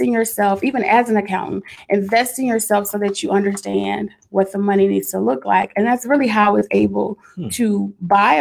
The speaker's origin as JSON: {"language": "English", "town": "Dallas", "region": "Texas", "country": "United States", "also_born_or_lived": "Houston", "accent": "Dallas", "moved": "yes", "said": "I'm from Dallas. Mm-hmm. I still had my Dallas accent at the time. And, you know, it falls out sometime"}